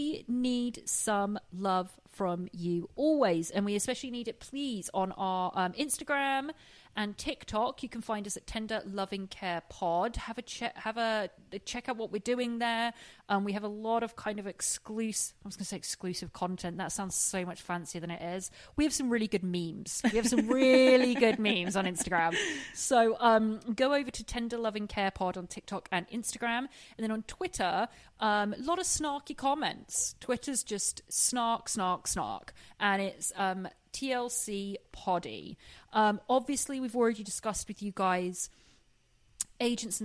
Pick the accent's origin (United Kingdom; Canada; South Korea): United Kingdom; England; now in Los Angeles, United States; I'm English and I live